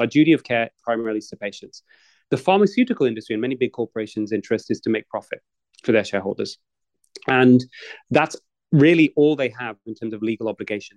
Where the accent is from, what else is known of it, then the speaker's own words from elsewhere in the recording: Manchester, North West England, United Kingdom; also born or lived in Edinburgh, Scotland; I'm of Indian origin, but I grew up in uh, in the UK in in Greater Manchester